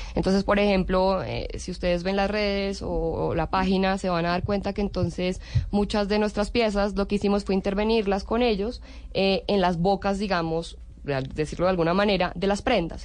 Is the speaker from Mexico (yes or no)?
no; Colombia; moved away as an adult; also born or lived in Italy; siempre me ha sentido muy colombiana, muy orgullosa ser colombiana